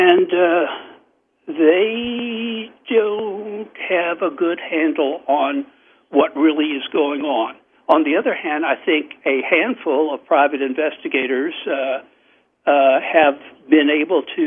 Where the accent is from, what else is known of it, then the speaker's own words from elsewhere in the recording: Augusta, Georgia, United States; now in Atlanta, United States; my hometown, Augusta, Georgia. Boy, I fall into the accent when I say Augusta, Georgia